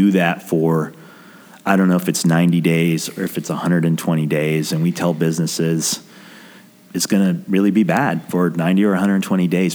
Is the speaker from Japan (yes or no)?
no; New Mexico, United States; I grew up in New Mexico, which is quite rural